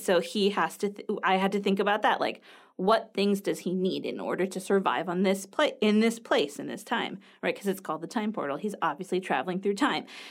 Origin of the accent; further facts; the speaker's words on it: United States; I'm from the United States